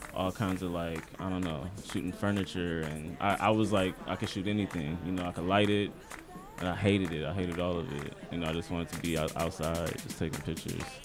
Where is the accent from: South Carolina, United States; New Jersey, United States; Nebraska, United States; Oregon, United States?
Nebraska, United States; Omaha; moved away as an adult; also born or lived in Iowa; now in New York, United States; I'm from Omaha, Nebraska.